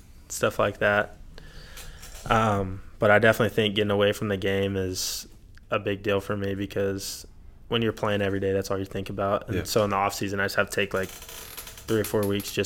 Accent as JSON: {"language": "English", "town": "Odessa", "region": "Texas", "country": "United States", "tie": "born or raised there", "said": "growing up in Odessa, like you said, is kind of a rough area"}